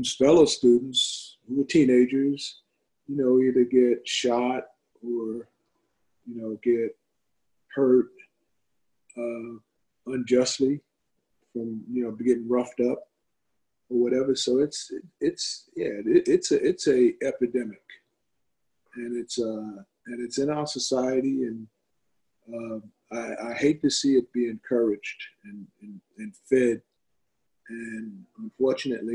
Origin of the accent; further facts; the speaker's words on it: Long Island, New York, United States; we're not from Brooklyn, we're from Long Island.